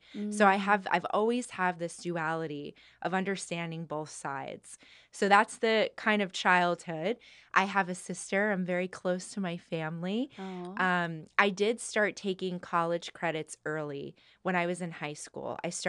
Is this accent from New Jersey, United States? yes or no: yes; New Jersey, United States; I enjoyed my time growing up in New Jersey. I loved having access to New York whenever I wanted.